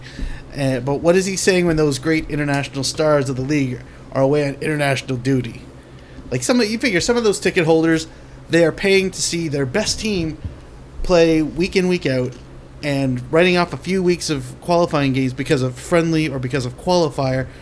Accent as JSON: {"language": "English", "town": "Hamilton", "region": "Ontario", "country": "Canada", "said": "I'm from Hamilton, Ontario."}